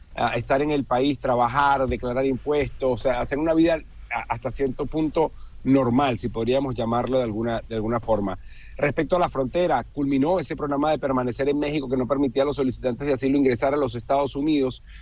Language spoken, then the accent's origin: Spanish; Venezuela; yo que soy venezolano